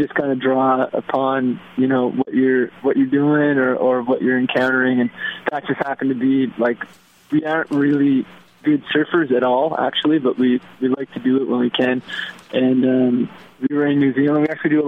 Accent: Prince Edward Island, Canada; we're from Prince Edward Island, which is the east coast of Canada

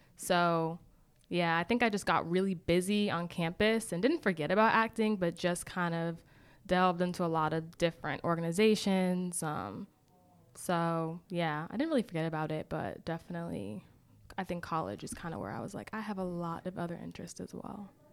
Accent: Boston, Massachusetts, United States; moved away as an adult; also born or lived in Decatur, Georgia; I am originally from Boston, Massachusetts.

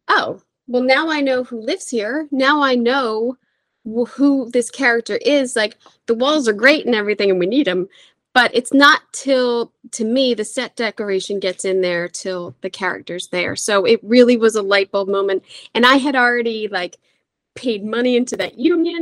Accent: Philadelphia, Pennsylvania, United States; I'm from Philly

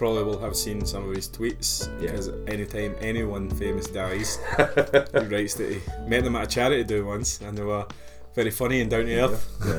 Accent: Scotland, United Kingdom; It's that anti-Scottish bias. You know we hate being called haggis heads.

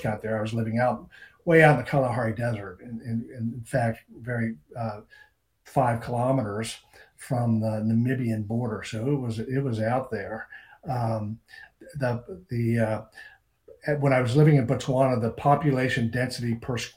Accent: Cincinnati, Ohio, United States; also born or lived in Reno, Nevada; now in Maine, United States; I grew up in Cincinnati.

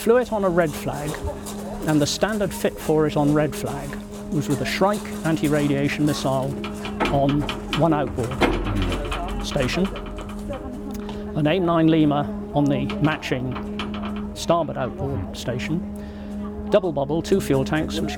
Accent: United Kingdom; as a Brit

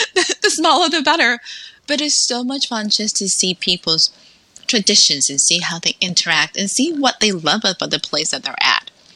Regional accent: New York City, New York, United States; moved away as an adult; also born or lived in Dominican Republic / Salem, Massachusetts; now in Texas, United States; So between ten through eighteen went to school in New York City

